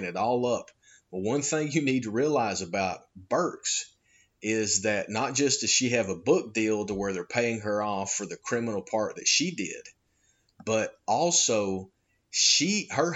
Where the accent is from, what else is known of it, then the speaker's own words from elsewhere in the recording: United States; I'm an American